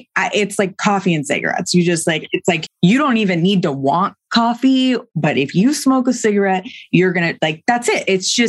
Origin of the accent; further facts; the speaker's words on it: New York, United States; I'm from New York.